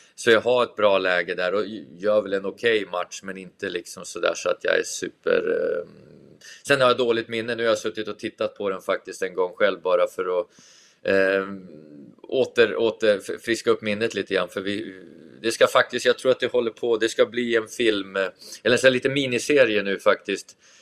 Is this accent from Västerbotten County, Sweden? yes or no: yes; Tavelsjö, Västerbotten County, Sweden; när jag var liten i Tavelsjö